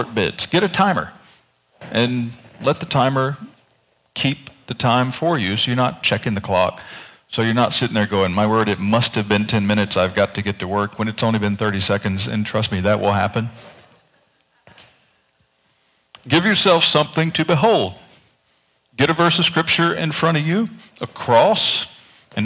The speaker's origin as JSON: {"language": "English", "region": "North Carolina", "country": "United States", "tie": "born or raised there", "moved": "yes", "said": "I grew up in North Carolina"}